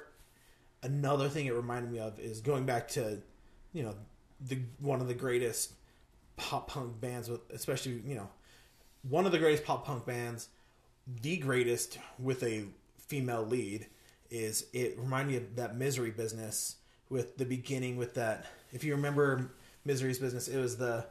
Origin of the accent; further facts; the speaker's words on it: Las Vegas, Nevada, United States; I grew up in Las Vegas, the Las Vegas area